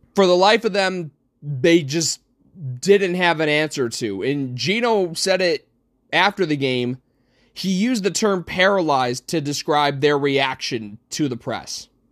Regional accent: Utica, New York, United States; my hometown of Utica

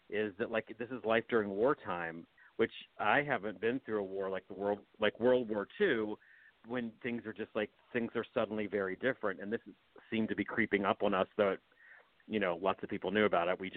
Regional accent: West Virginia, United States; also born or lived in Petersburg, Virginia / Summersville, West Virginia; I was born in Virginia, near outside of Richmond, in a town called Petersburg and then when I was really small, we moved to southern part of West Virginia in Summersville

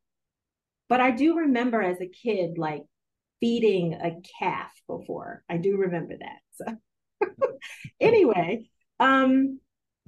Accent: Powhatan, Virginia, United States; moved away; also born or lived in Washington, D.C.; I grew up in Powhatan, Virginia, on a small farm

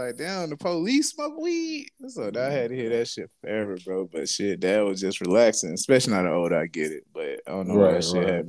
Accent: Perry, United States; so growing up in Perry, like we had this big field.

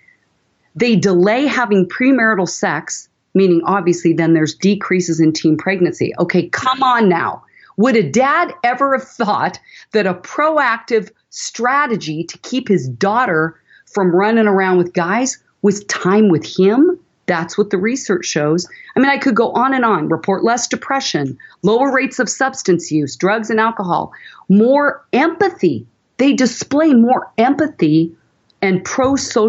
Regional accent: Portland, Oregon, United States; also born or lived in San Francisco Bay Area, California; we moved up from the Bay Area to Portland when I was in fourth grade

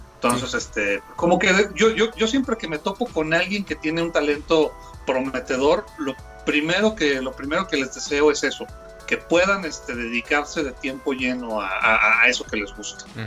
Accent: Aguascalientes, Mexico; aquí en, mi tierra, en Aguascalientes, cuando yo empecé con todo este rollo de, la dibujada

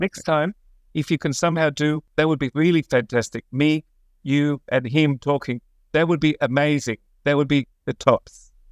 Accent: Australia; also born or lived in Israel; now in Jerusalem, Israel; I'm originally from Australia, but I've been living in Israel for about twenty-six years

